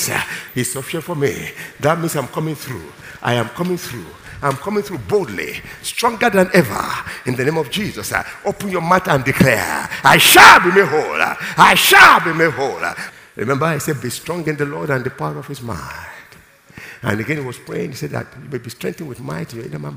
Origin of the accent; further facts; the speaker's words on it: Nigeria; I'm strong as a Nigerian